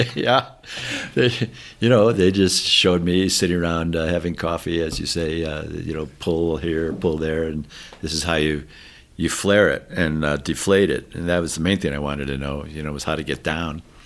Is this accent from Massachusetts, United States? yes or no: no; Chicago, Illinois, United States; I grew up in Chicago area